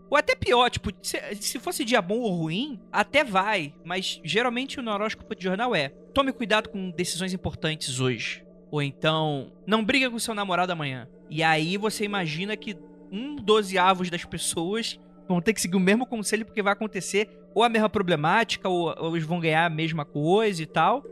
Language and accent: Portuguese; Rio de Janeiro, Brazil; eu nasci no Rio de Janeiro